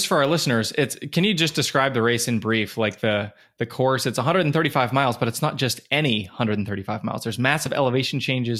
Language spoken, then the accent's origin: English; Western Pennsylvania, United States; I'm from Western Pennsylvania